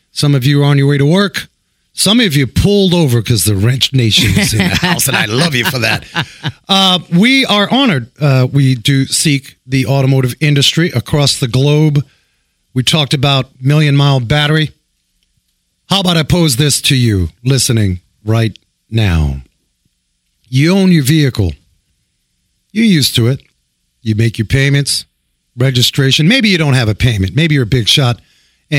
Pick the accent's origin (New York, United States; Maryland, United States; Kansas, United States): New York, United States; New York City; I grew up in New York City in the 80s